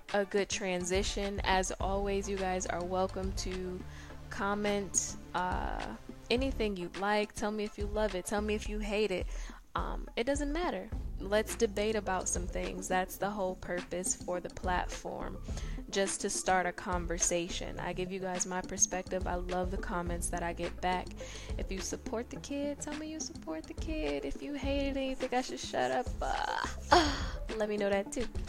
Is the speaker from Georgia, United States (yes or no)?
no; Detroit, Michigan, United States; I am from Detroit, Michigan